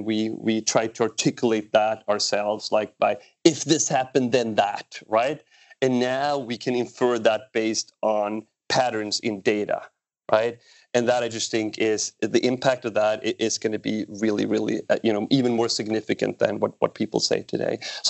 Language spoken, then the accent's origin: English; Sweden; born there; my context is I was born in Sweden.